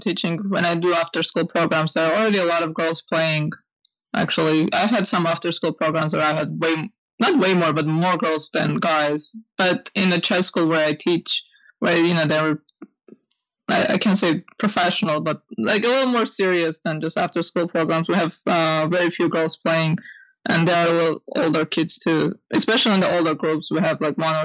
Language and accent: English; Armenia; moved away; I grew up in Armenia